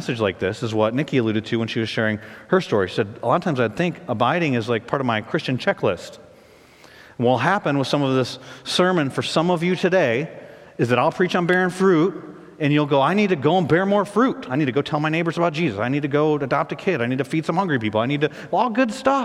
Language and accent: English; United States; I love our country. I'm a patriot.